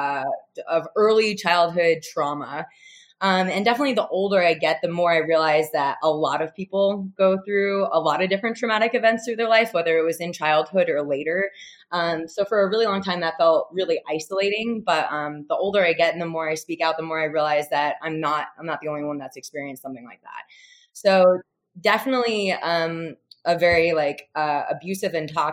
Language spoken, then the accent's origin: English; Jackson, New Jersey, United States; now in Boulder, United States; I was born and raised in New Jersey, in central Jersey, Jackson